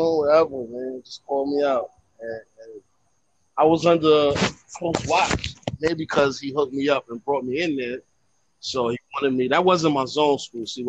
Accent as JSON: {"language": "English", "town": "New York City", "region": "New York", "country": "United States", "tie": "born or raised there", "said": "I'm from Brooklyn"}